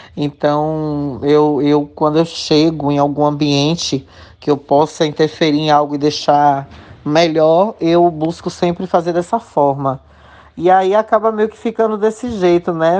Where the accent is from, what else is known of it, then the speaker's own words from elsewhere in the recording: interior of Bahia, Brazil; also born or lived in Salvador; eu optei por voltar pra minha cidade.